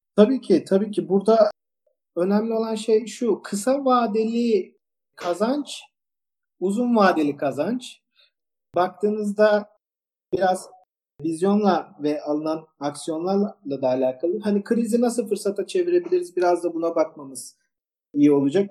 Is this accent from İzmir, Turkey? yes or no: yes; İzmir, Turkey; Ben e, İzmirliyim, e, endüstri mühendisiyim.